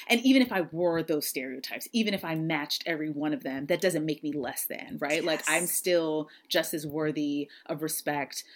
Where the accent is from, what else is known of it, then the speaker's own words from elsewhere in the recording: San Diego, California, United States; moved away; I being born and raised in San Diego